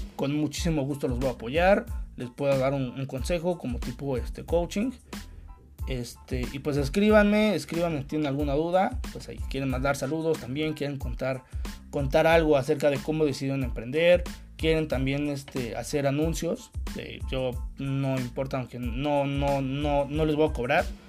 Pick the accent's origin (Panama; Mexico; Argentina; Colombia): Mexico; hablando como mexicano